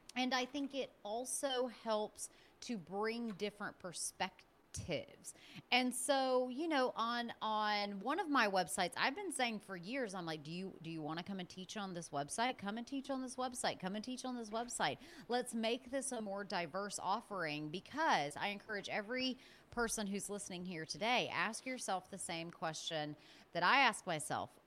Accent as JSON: {"language": "English", "town": "Birmingham", "region": "Alabama", "country": "United States", "said": "I'm originally from Birmingham, Alabama."}